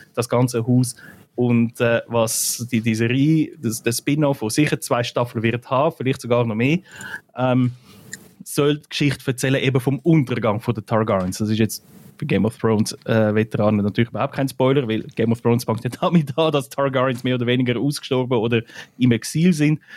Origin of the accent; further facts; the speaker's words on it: Switzerland; bei uns in der Schweiz